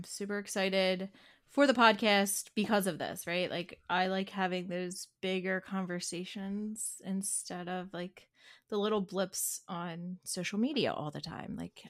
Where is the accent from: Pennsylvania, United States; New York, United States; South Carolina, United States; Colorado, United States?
Pennsylvania, United States; accent: Delco accent; It's a little more than a Philly accent. It is a Delco accent.